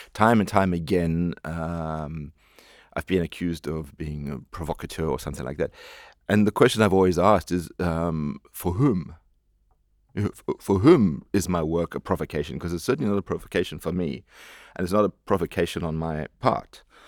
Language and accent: English; South Africa; moved away; I am a South African